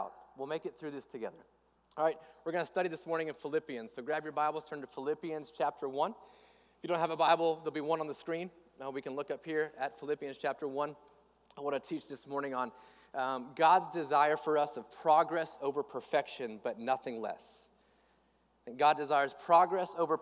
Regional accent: west coast of Florida, United States; moved away as an adult; also born or lived in Northeast Georgia; I grew up in Florida. I grew up on the west coast of Florida

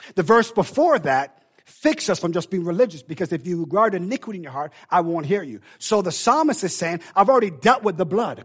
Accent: Jamaica; I know I tell you I'm Jamaican, but I really am Jamaican

